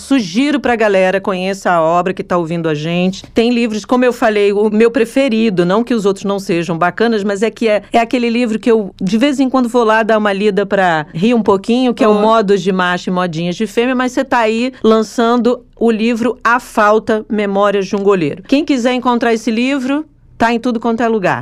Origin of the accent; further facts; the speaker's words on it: Rio de Janeiro, Brazil; eu nasci no Rio de Janeiro, só que eu tenho uma família toda por parte da minha mãe, toda do Ceará